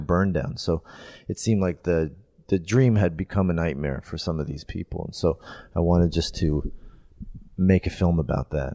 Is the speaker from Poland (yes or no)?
no; Canada; as a kid growing up in Canada